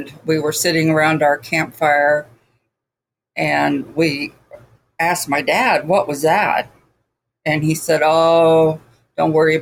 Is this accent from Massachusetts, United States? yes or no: no; Houston, Texas, United States; moved away; we came from Houston